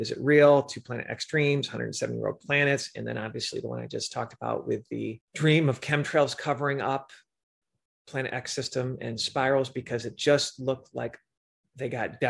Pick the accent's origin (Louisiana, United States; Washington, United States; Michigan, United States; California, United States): Michigan, United States; now in Chicago suburbs, United States; I grew up in Michigan and live in the Chicago suburbs.